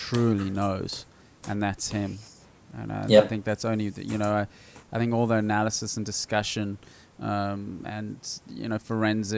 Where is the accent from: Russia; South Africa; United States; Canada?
South Africa; now in Australia; I grew up in South Africa, you live in South Africa